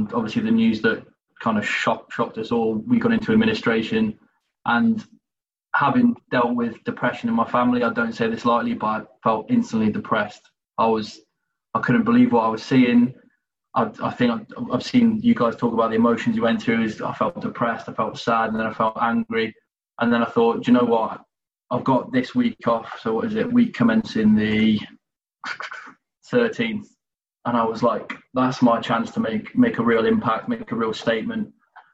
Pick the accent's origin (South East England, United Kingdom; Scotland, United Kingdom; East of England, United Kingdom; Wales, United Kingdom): Wales, United Kingdom; Cardiff; also born or lived in Exeter; so I was born in Exeter, so obviously even further from Wigan, moved to Wales, South Wales, Cardiff as a kid